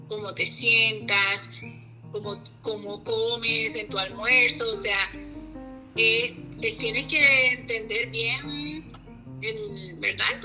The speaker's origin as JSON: {"language": "Spanish", "country": "Colombia", "also_born_or_lived": "Puerto Rico", "said": "colombiana, yo creo que no hay nadie más colombiano en mi grupo."}